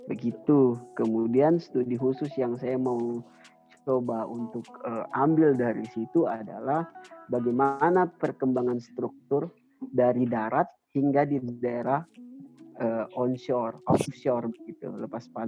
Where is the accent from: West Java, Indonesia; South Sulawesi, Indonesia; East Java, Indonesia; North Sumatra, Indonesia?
South Sulawesi, Indonesia; Enrekang; Uh, saya asal daerah ya dari Endrekan Sulawesi Selatan.